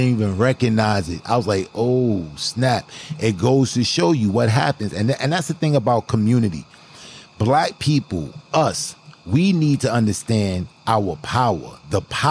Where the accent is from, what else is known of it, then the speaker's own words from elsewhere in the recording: New York City, New York, United States; On Franklin Avenue, I was raised on Franklin by my grandmother on Eastern Parkway in Franklin.